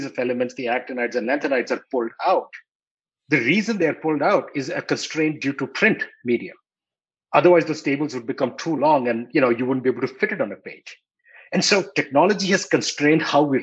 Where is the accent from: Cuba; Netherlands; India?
India; New Delhi, Delhi; when I was growing up in New Delhi in India